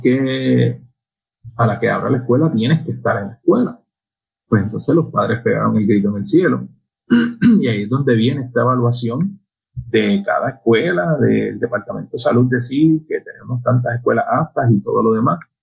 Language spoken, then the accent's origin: Spanish; Añasco, Puerto Rico; mi pueblo, en Añasco